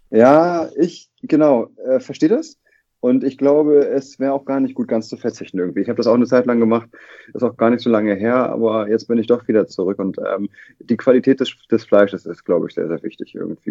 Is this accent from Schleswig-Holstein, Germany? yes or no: yes; Lübeck, Schleswig-Holstein, Germany; now in Hamburg, Germany; ich bin ja in Lübeck geboren und aufgewachsen